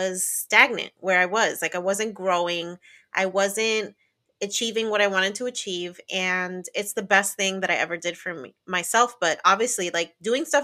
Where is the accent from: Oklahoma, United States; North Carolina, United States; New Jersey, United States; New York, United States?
New Jersey, United States; I grew up in New Jersey